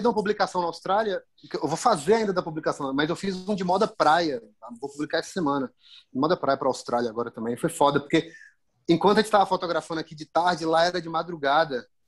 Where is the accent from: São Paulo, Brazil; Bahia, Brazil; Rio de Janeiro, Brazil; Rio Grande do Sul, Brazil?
Bahia, Brazil; eu, enquanto baiano, enquanto morador local